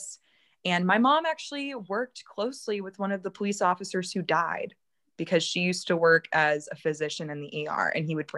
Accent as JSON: {"language": "English", "town": "Baton Rouge", "region": "Louisiana", "country": "United States", "tie": "born or raised there", "said": "my hometown"}